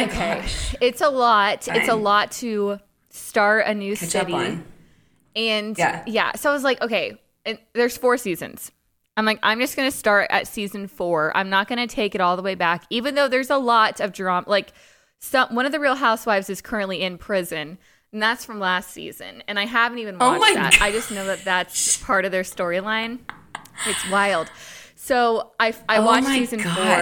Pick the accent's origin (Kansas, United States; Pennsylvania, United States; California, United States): California, United States; Southern; I'm from Southern California